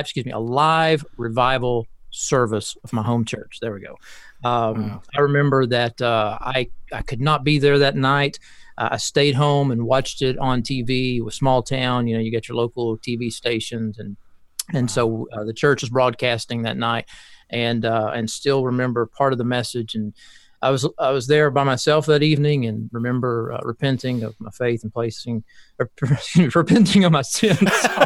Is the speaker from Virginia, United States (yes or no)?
no; Kentucky, United States; now in Birmingham, United States; I'm originally from Kentucky